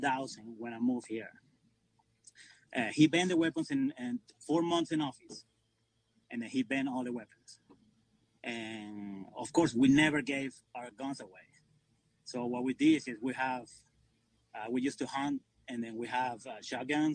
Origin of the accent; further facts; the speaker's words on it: Venezuela; moved away as an adult; I'm from Venezuela. I came 21 years ago.